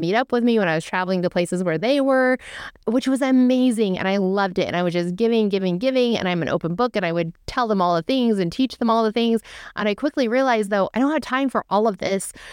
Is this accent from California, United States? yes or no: yes; California, United States; I was born and raised in California. I am a California girl.